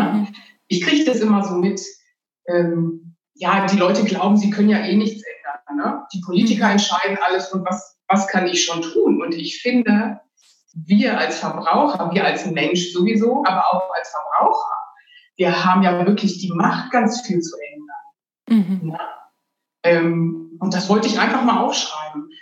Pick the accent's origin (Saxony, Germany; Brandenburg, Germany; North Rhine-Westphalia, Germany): North Rhine-Westphalia, Germany; Ruhr area; ich bin in der Stadt aufgewachsen, in einer Kleinstadt im Ruhrgebiet